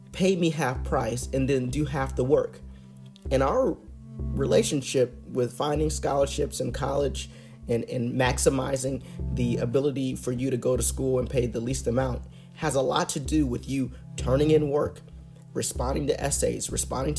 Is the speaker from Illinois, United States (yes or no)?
yes; Illinois, United States; here in my home state of Illinois